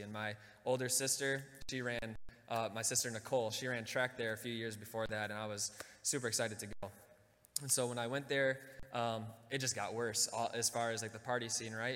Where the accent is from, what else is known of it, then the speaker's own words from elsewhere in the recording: Lansing, Michigan, United States; I grew up in Lansing, Michigan